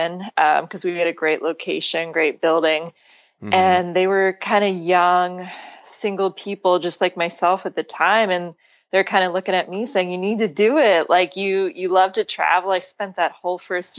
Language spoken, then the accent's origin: English; Pennsylvania, United States; So you're from Pennsylvania originally. Yeah, and, which is actually where I am now